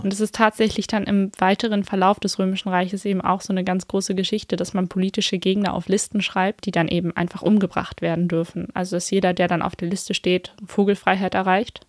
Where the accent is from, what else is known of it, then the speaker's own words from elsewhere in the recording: Berlin, Germany; so als Berlinerin